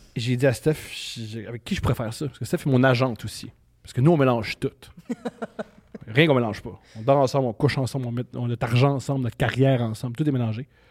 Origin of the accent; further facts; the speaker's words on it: Montreal, Quebec, Canada; je suis né à Montréal en 1988.